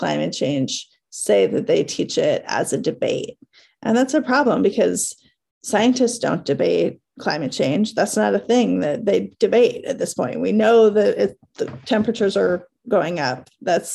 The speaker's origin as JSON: {"language": "English", "town": "Chico", "region": "California", "country": "United States", "tie": "born or raised there", "said": "from a town called Chico, California, which is in Northern California"}